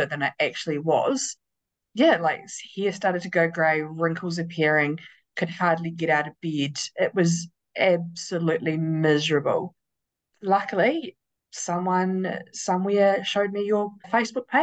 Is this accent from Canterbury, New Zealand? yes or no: yes; Christchurch, Canterbury, New Zealand; I am 42 from Christchurch, New Zealand